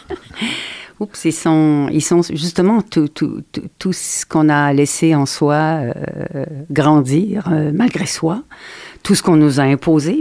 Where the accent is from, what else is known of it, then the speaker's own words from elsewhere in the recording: Quebec, Canada; je suis canadienne